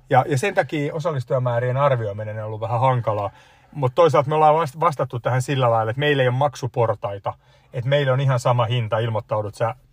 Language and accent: Finnish; Kotka, Kymenlaakso, Finland; Mä oon Kotkasta kotoisin.